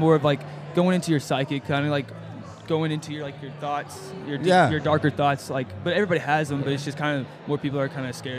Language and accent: English; Memphis, Tennessee, United States; now in Chattanooga, United States; I'm originally from Memphis, Tennessee, and so I was doing music down there with my friends and stuff like that. So then I moved here to Chattanooga for school